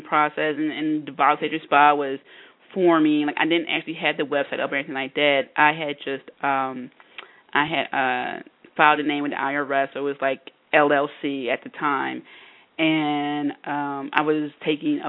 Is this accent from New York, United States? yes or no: no; Philadelphia, Pennsylvania, United States; I'm from the Philadelphia area, and I went to LaSalle University